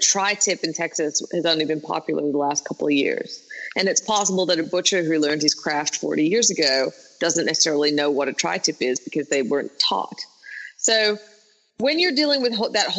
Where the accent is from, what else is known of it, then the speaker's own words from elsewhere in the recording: Australia; being Australian